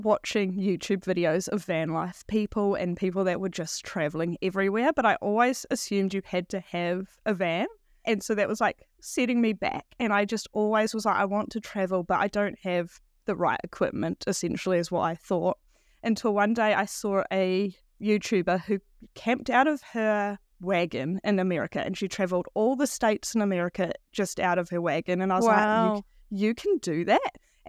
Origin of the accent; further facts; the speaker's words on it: Upper Hutt, Wellington, New Zealand; now in Wanaka, New Zealand; Yeah, so I grew up outside of Wellington in Upper Hutt.